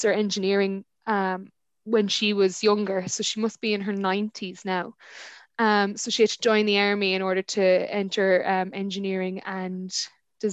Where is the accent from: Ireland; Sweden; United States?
Ireland; I'm from Ireland